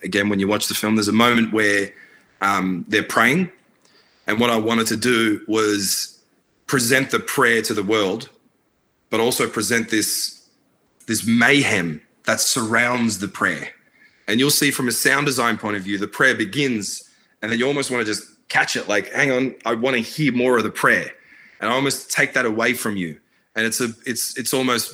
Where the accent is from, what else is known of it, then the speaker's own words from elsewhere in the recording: Australia; also born or lived in Baghdad, Iraq; so I was born in Baghdad, and I came to Australia when I was, only 3 or 4